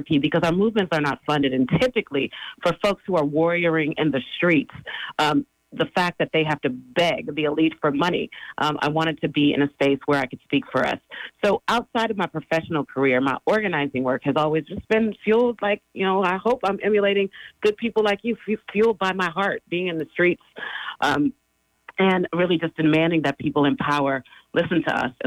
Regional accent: San Francisco, California, United States; I was born and raised here in the Bay Area in the Fillmore in San Francisco.

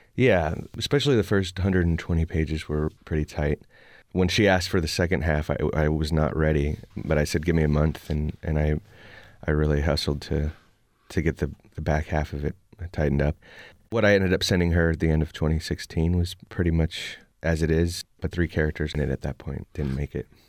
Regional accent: Oakland, California, United States; born or raised there

